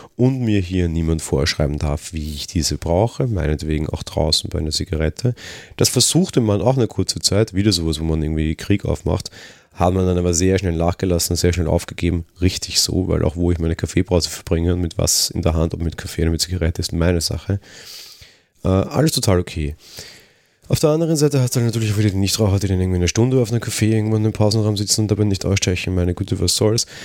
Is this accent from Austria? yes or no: yes; Austria; als Österreicher